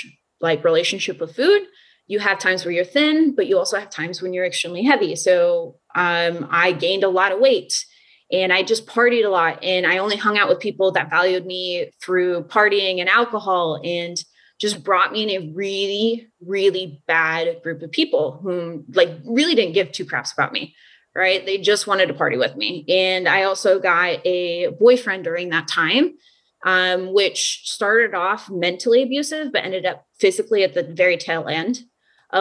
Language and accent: English; Omaha, Nebraska, United States; born and raised in Omaha, Nebraska